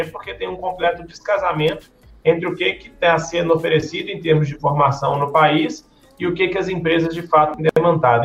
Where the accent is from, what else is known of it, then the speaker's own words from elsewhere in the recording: Belo Horizonte, Minas Gerais, Brazil; nasci em Belo Horizonte, no estado de Minas Gerais